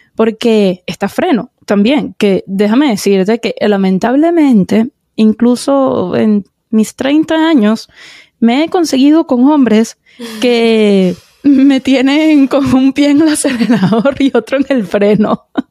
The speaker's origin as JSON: {"language": "Spanish", "country": "Venezuela", "said": "yo como venezolana"}